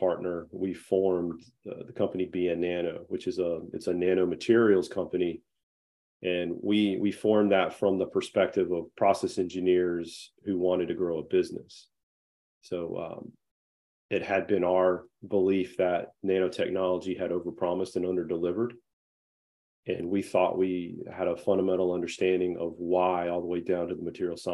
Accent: North Carolina, United States; I'm from North Carolina

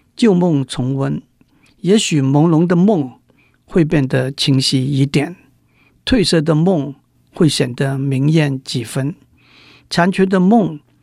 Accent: Macau; moved away as an adult; also born or lived in Guangzhou, Guangdong, China; now in Taiwan; 我在澳门度过童年的岁月

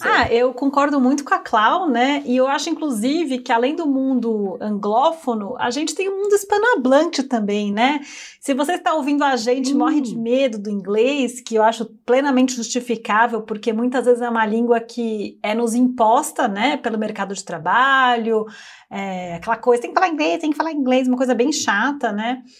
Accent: São Paulo, Brazil; Claro que eu sou de São Paulo. Eu tenho um super sotaque, né? Aquela coisa meio. Eu tenho tudo, nasa, tudo nasalado, né?

